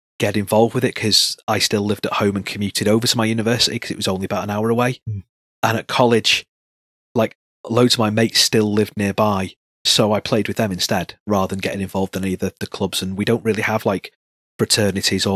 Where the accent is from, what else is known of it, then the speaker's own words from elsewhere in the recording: Salford, North West England, United Kingdom; I grew up in Salford, which is pretty substantial, and then right on the borders of Manchester Town Centre